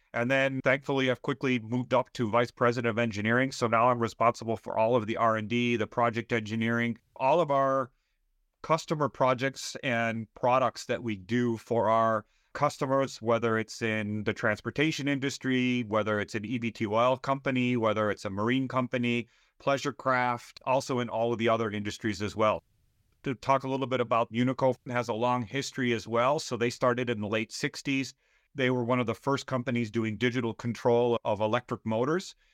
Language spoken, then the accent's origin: English; Southeast Michigan, United States; moved away as an adult; also born or lived in Austria; now in Wisconsin, United States; I grew up in Southeast Michigan.